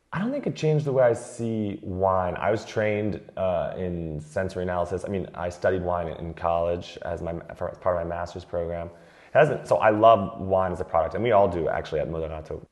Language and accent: English; United States; moved away as an adult; now in France; as an American I've always accepted because we grew up with light beers around all the time